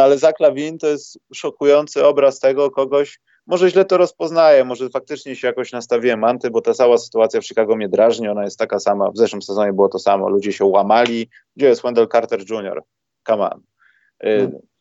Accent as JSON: {"language": "Polish", "town": "Warsaw", "region": "Masovian Voivodeship", "country": "Poland", "said": "jestem z Warszawy"}